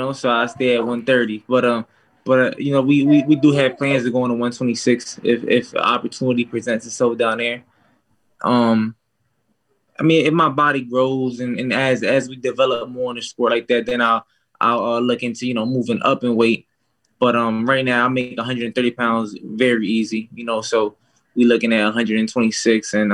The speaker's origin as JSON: {"language": "English", "country": "United States", "tie": "born or raised there", "said": "It was near my hometown"}